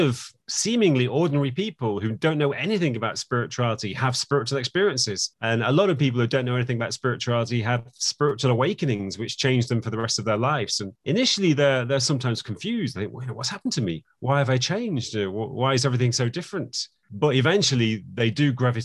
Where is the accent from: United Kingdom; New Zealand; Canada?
United Kingdom; England; I was born in England